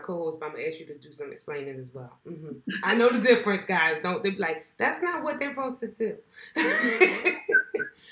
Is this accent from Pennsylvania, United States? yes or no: yes; Philadelphia, Pennsylvania, United States; I grew up in West Philadelphia, so we both were hardcore inner city kids